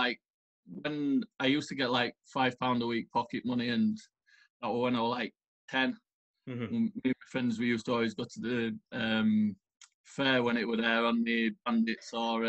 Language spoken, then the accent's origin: English; Pontefract, Yorkshire and the Humber, United Kingdom; It's like an old coal mining village. Not a village, a town, sorry.